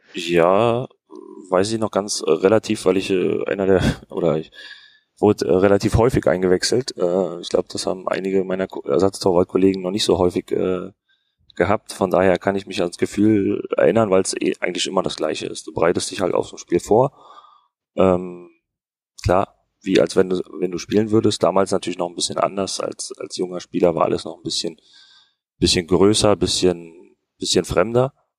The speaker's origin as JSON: {"language": "German", "region": "Berlin", "country": "Germany", "tie": "born or raised there", "also_born_or_lived": "Fürth", "moved": "as an adult", "said": "Ich bin in, in Hohenschönhausen aufgewachsen"}